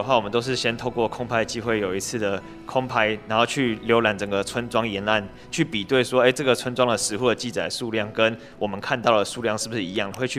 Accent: Penghu County, Taiwan; 因为澎湖这边的庙宇的密度也很密集嘛，所以就是可以在我们澎湖人这种信仰的也是非常之虔诚

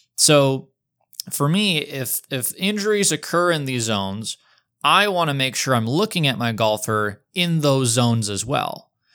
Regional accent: Detroit, Michigan, United States; moved away; also born or lived in Des Moines; competitive high school golfer growing up in the Metro Detroit area

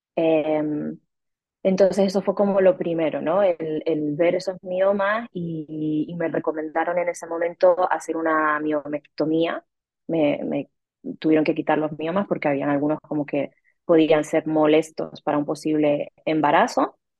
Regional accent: Canary Islands, Spain; also born or lived in Madrid, Spain / Mexico City, Mexico; now in Rome, Italy; soy canaria española

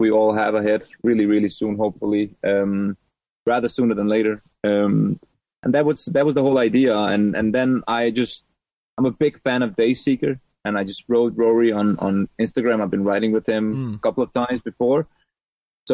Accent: Serbia; moved away; I'm a refugee from Serbia

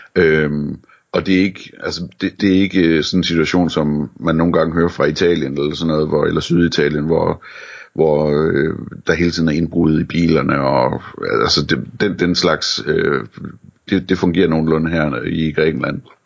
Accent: Denmark

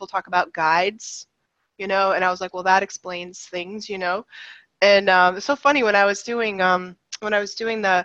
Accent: right outside Boston, Massachusetts, United States; I grew up in right outside Boston in the 60s and 70s

